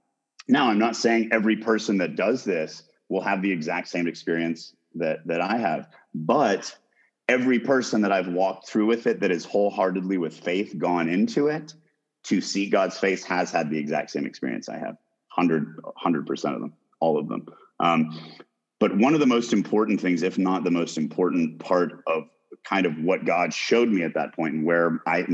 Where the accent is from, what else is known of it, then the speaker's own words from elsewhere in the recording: Boston, Massachusetts, United States; also born or lived in Chattanooga, Tennessee; And, you know, and we started in Boston. I was born in Chattanooga, Tennessee, but then we moved up to Boston, a lot, you know, Southie, a lot of Irish, a lot of badasses, a lot of Catholics, and some Protestants.